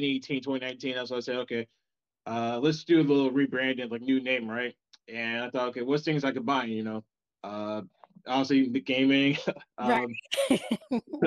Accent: South Carolina, United States; moved away as an adult; now in South Korea; I live in South Carolina

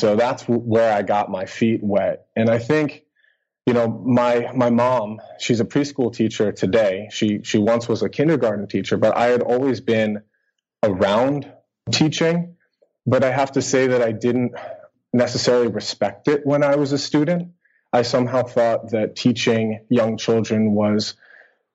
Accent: United States; moved away as an adult; also born or lived in Boston area, United States / Helsinki, Finland; now in Kuopio, Finland; I'm an American teacher living in Finland

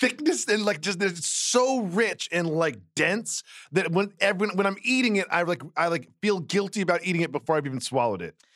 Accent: Amherst, Massachusetts, United States; moved away; I'm from Amherst, Massachusetts.

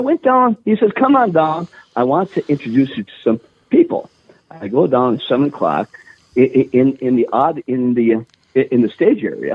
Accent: Virginia, Minnesota, United States; I grew up in Virginia, Minnesota

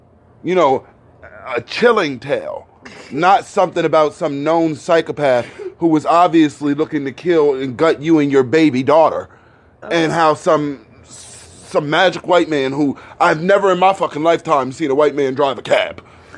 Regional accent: Philadelphia, Pennsylvania, United States; because, see, I'm from Philadelphia.

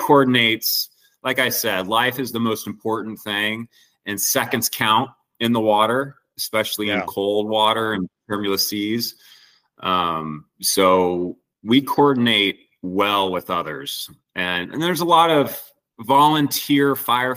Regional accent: Santa Cruz, California, United States; I grew up in Santa Cruz, California.

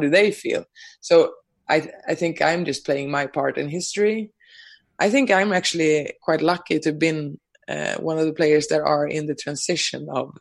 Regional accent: Sweden; moved away; my home country, Sweden

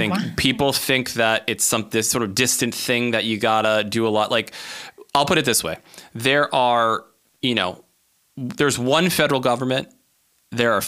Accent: Maryland, United States; my home state of Maryland

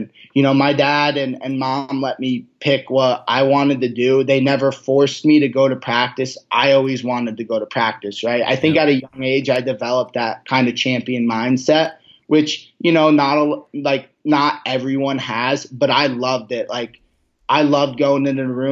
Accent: New Jersey, United States; that was a big thing for me growing up in New Jersey, is going to Atlantic City and seeing these experiences.

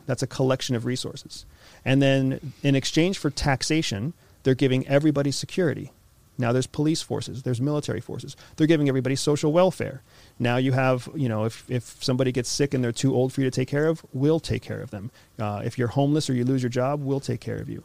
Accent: United States; I am an American citizen. I am a military veteran, and I used to work for CIA

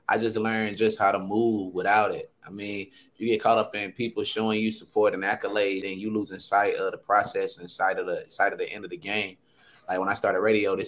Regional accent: Sanford, North Carolina, United States; I'm from Sanford, North Carolina, one of the greatest cities I feel like in the world

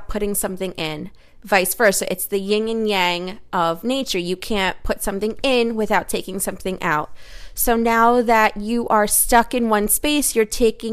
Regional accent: United States; I'm an American who speaks American

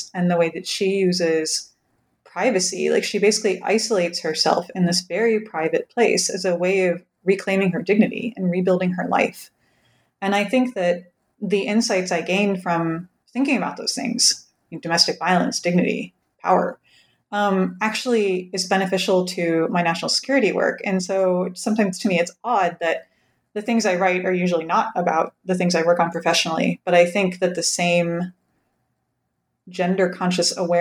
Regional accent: rural Pennsylvania, United States; moved away; my hometown in rural Pennsylvania

